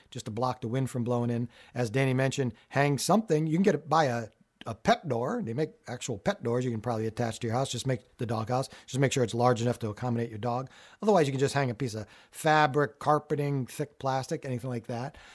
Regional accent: Connecticut, United States; I grew up in Connecticut

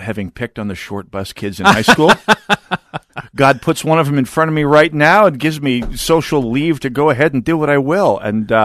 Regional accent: Jamestown, North Dakota, United States; now in Minnesota, United States; growing up in North Dakota, as I did

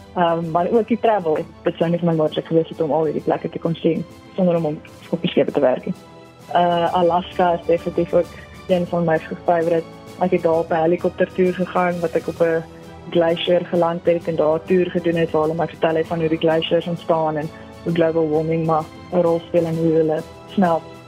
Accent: Pretoria, Gauteng, South Africa; also born or lived in Stellenbosch; ek is van Suid-Afrika, gebore in Pretoria

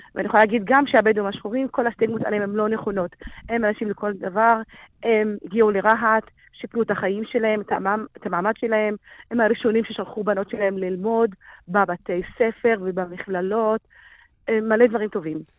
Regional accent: Israel; אני, אני בדואית שחורה, אני גם אישה, אני חלק מהמיעוט הערבי במדינת ישראל

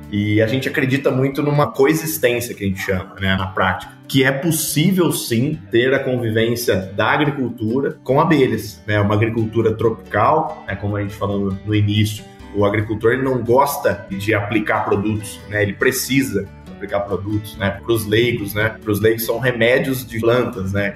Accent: São João da Boa Vista, São Paulo, Brazil; Eu sou natural aqui de São João da Boa Vista, interior de São Paulo

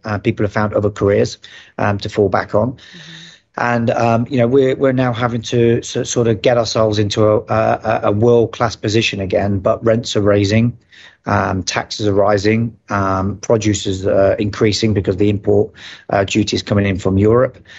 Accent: United Kingdom; moved away as an adult; now in Dubai, United Arab Emirates; being a Brit

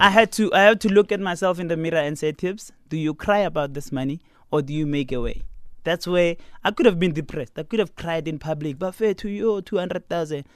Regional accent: Pretoria, Gauteng, South Africa; also born or lived in Garankuwa; I'm from Pretoria.

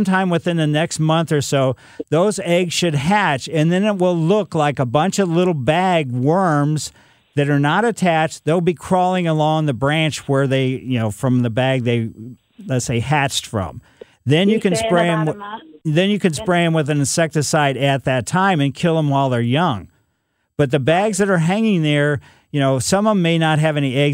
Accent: Ellisville, United States; growing up in Ellisville

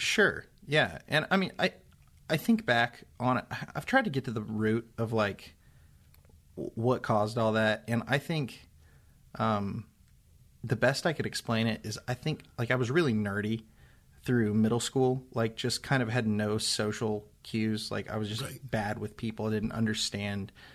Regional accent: Seymour, Indiana, United States; I grew up in Seymour, Indiana

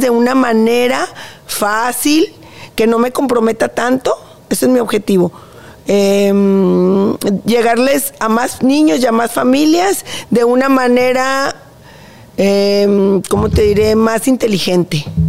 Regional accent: Monterrey, Nuevo León, Mexico; Soy, somos regios

